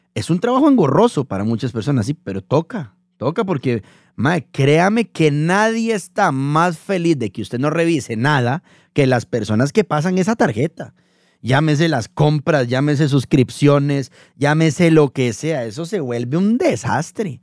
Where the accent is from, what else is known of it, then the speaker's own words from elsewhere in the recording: Costa Rica; los que somos de Costa Rica